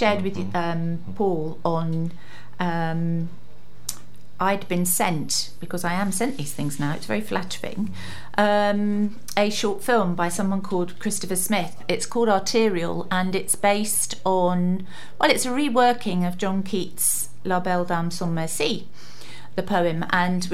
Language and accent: English; London, United Kingdom; moved away; I'm a Londoner